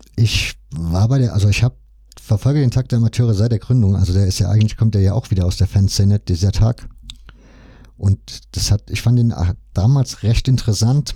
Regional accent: Leipzig, Saxony, Germany; ich komme ja aus Leipzig. Das heißt, meine Familie ja logischerweise auch

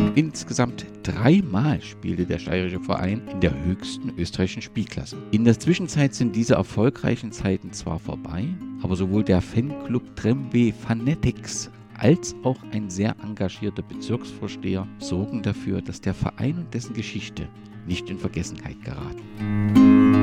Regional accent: East Germany, Germany; als Ostdeutscher

